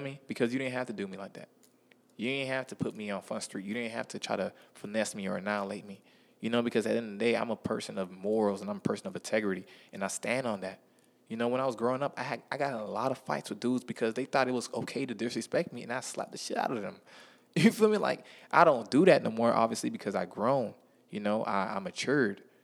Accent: Miami, Florida, United States; I'm from Miami, Florida

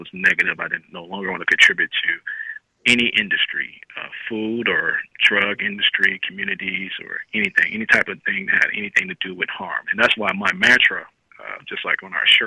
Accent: Chicago, Illinois, United States; I grew up in Chicago

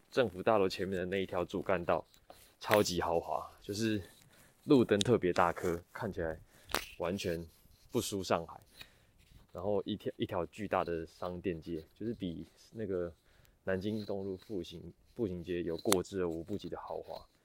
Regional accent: Taiwan; 我从台湾来

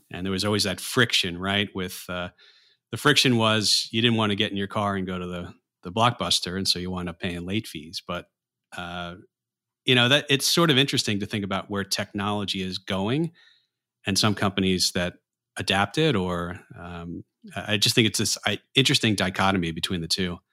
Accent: New York area, United States; growing up in the New York area

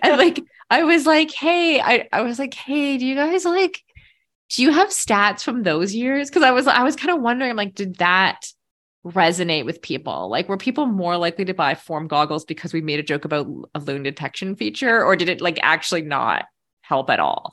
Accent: Canada; also born or lived in Middle East; as a Canadian

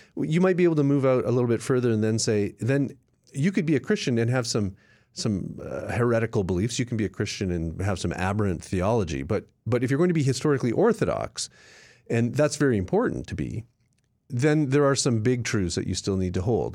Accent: Canada; now in United States; I'm a Canadian

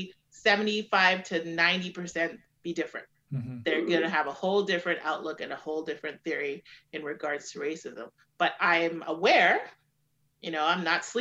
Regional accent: Canada; I'm a Black woman living in Canada, a majority white surroundings, populations as I grew up. I grew up here. My family's from the Caribbean. We're the Canadian kids in my family because we're first generation.

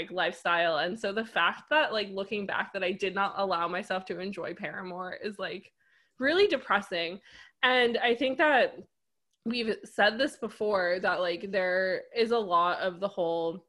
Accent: United States; I grew up like right outside New York City

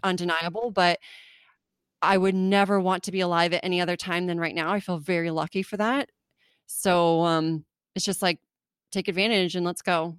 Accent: California, United States; also born or lived in Germany; I grew up in California

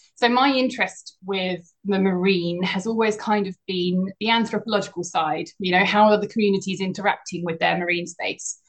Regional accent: Essex, East of England, United Kingdom; now in Cornwall, United Kingdom; I grew up in Essex

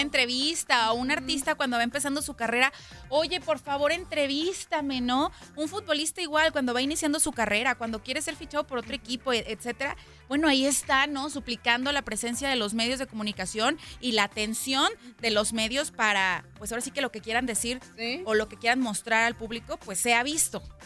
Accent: Mexico; nosotros, a donde vayamos los mexicanos y demás, somos embajadores de, nuestra nación

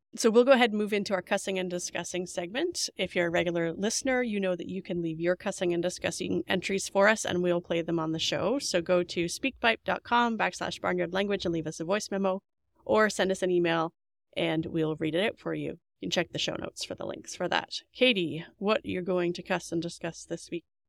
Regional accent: Canada; as a Canadian

